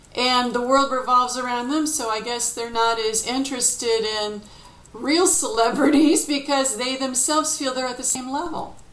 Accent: Detroit, Michigan, United States; I'm originally from Detroit

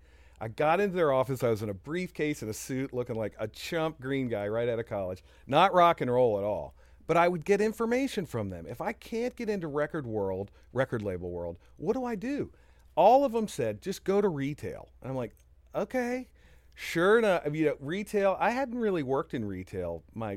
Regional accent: Tampa, Florida, United States; also born or lived in New York / Raleigh; I was born in New York, and then Dad was an IBM guy, so we moved a bit. We went from New York to Raleigh, and then I went to high school in Tampa.

